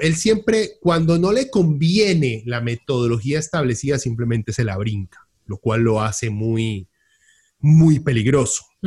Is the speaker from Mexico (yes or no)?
no; Costa Rica; en este país claramente hay corrupción en Costa Rica